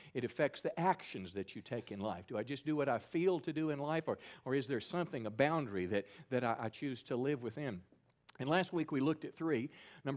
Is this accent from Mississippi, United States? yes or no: yes; Mississippi, United States; My home state, Mississippi